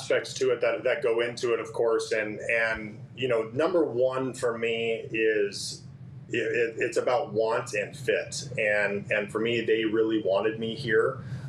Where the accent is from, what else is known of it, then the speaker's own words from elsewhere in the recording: Las Vegas, Nevada, United States; I mean, so I'm from Las Vegas, so I'm going to throw that out there right away.